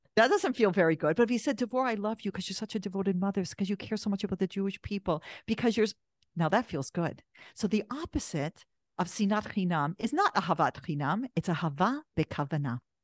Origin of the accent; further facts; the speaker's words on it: Canada; I'm Canadian.